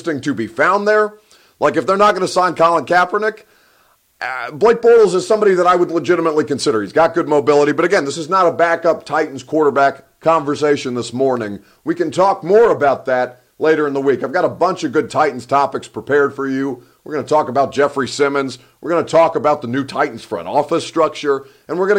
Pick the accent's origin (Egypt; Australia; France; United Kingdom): Egypt; now in Nashville, United States; I'm from the Sahara. Your boy is Egyptian